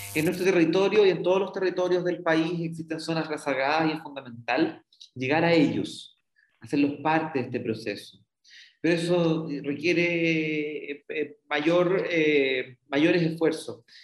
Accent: Loncoche, Araucanía, Chile; now in Valdivia, Chile; aunque nací en Loncoche, en la región de la Araucanía, mis raíces las he ido extendiendo en Valdivia y la región

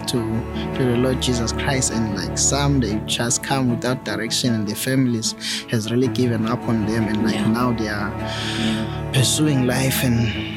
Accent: Eswatini; I'm from Swaziland, down in Sorgo, where I was born and bred.

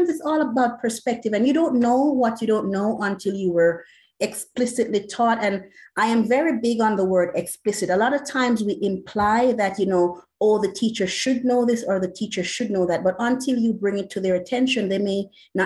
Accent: Jamaica; moved away as an adult; now in United States; I'm a migrant. I was born in Jamaica

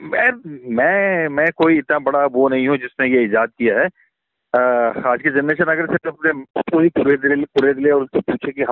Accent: Uttarakhand, India; कि मैं उत्तराखंड से हूँ लेकिन मेरी कोई पहचान नहीं है

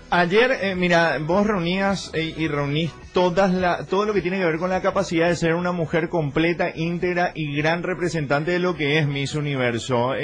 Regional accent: Paraguay; nuestro país

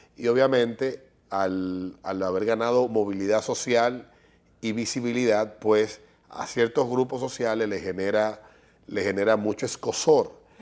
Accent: Dominican Republic; somos dominicanos

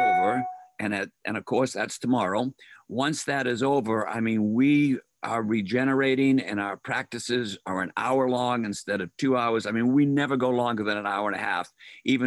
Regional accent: Boston, Massachusetts, United States; moved away as an adult; now in Ohio, United States; I'm from Boston

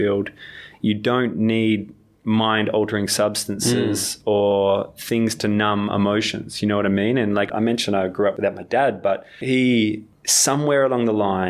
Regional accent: Australia; I'm still an Australian at heart

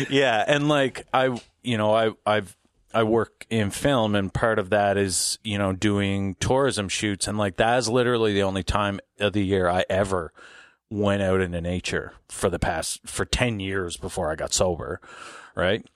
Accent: Glace Bay, Nova Scotia, Canada; I grew up in Glace Bay, um, right. between Glace Bay and New Waterford

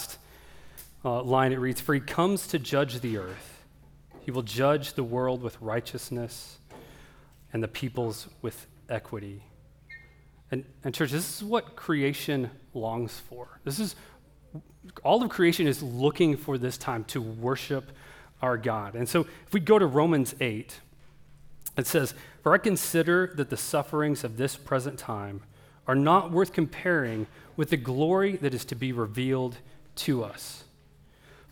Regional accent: Oklahoma, United States; I grew up in Oklahoma

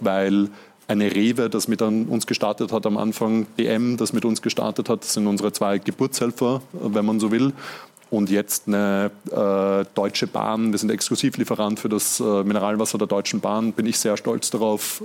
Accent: Vienna, Austria; ich bin ja selber Wiener

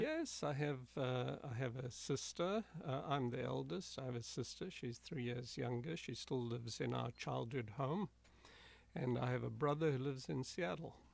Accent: South Africa; moved away; I grew up in South Africa. That's where I was born in a small rural town uh, about 80 miles from Johannesburg

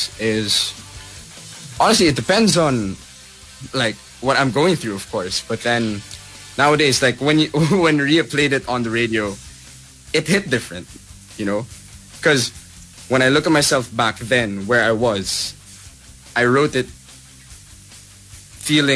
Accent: Philippines; being a Filipino artist

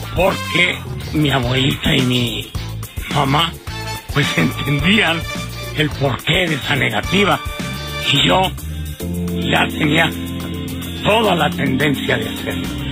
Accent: Mexico; cómo somos los mexicanos

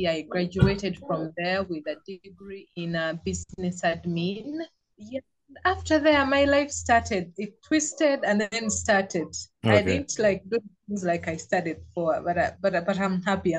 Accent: Uganda; I'm from Uganda. I'm Ugandan. I was born here. I grew up here, and that's where I'm living.

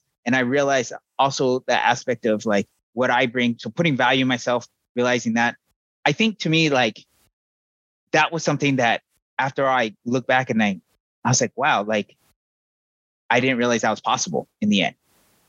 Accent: Arizona, United States; I'm from Navajo Nation, the upper corner of Arizona. So we're probably as far apart as you can become where we're from.

